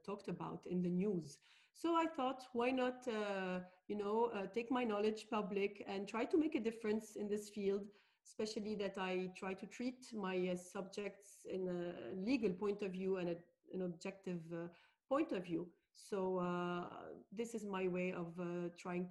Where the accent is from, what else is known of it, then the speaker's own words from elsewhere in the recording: Beirut, Beirut Governorate, Lebanon; also born or lived in Paris, France / London, United Kingdom; I'm a Lebanese lawyer. I was born and raised in Beirut